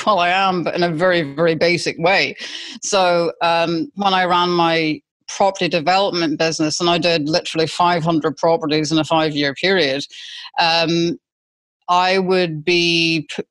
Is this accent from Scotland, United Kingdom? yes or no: yes; Scotland, United Kingdom; accent: Scottish; moved away as an adult; now in Australia; being Scottish, I've got a very distinct accent